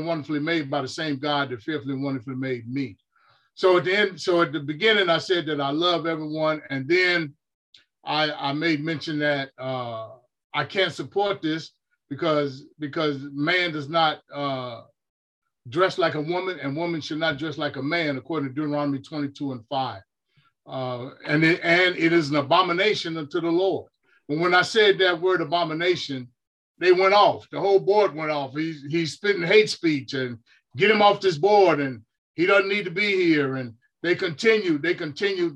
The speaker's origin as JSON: {"language": "English", "town": "Chicago", "region": "Illinois", "country": "United States", "tie": "born or raised there", "moved": "yes", "lives_now": "California, United States", "said": "growing up in Chicago"}